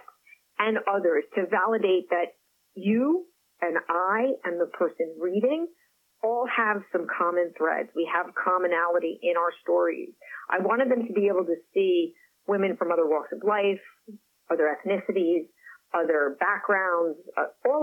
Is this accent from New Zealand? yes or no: no; Paris, Île-de-France, France; first language French; English is a second language; moved away; Paris happens to be where I was born. I have an affinity. I speak the language, my first language